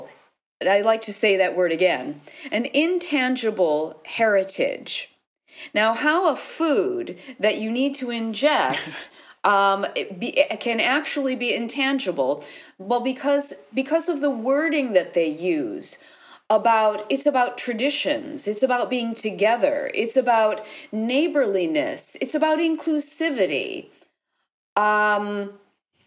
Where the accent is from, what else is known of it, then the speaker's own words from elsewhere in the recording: United States; moved away as an adult; now in Italy; I've lived here for 30 years, but I am American. My life is in Italy